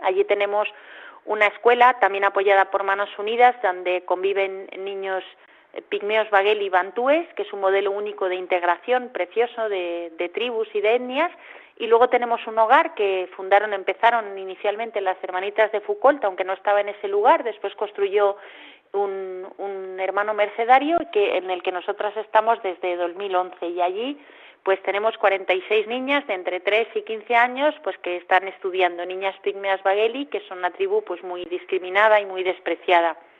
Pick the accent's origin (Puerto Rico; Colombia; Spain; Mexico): Spain; Majorca, Balearic Islands; moved away as an adult; also born or lived in Democratic Republic of the Congo / Cameroon; now in Madrid, Spain; soy mallorquina